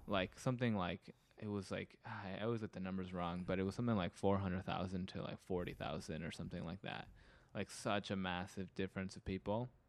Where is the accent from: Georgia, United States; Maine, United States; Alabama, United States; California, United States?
California, United States; being a Californian